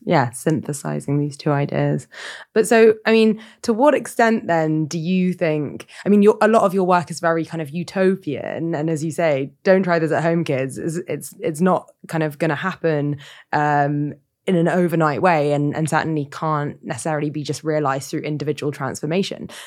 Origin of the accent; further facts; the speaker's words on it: Sutton, London, United Kingdom; I grew up in Sutton